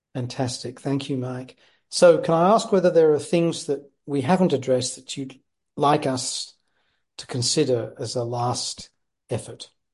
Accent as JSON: {"language": "English", "town": "Leicester", "region": "East Midlands", "country": "United Kingdom", "tie": "born or raised there", "said": "I was born in Leicester"}